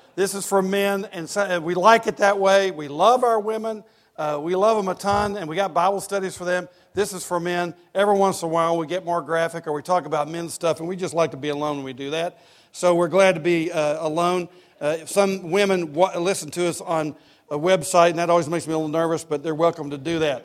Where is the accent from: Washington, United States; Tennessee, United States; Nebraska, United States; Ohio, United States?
Tennessee, United States; East; I grew up in East Tennessee going to UT games